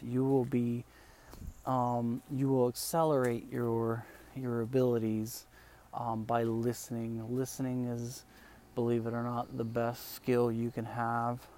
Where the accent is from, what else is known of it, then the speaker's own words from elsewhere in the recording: Spain; first language Spanish; English is a second language; now in United States; I live in America now. This is where I stay. I'm actually from Spain, but um, I'm in America.